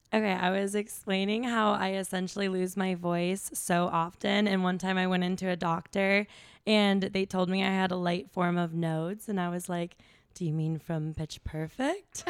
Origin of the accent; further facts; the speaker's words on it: Chicago, Illinois, United States; moved away as an adult; also born or lived in Wisconsin / Austin, Texas; I grew up in the Chicago suburbs